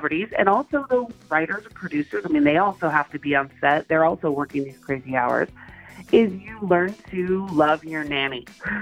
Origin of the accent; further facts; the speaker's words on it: Oklahoma, United States; moved away as an adult; now in Los Angeles, United States; I'm originally from Oklahoma. So I moved to Los Angeles about 12 years ago to pursue a career in acting